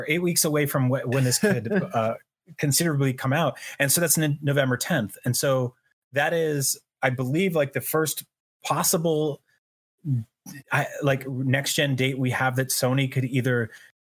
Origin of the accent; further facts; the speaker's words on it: New Jersey, United States; also born or lived in New York City; growing up in New Jersey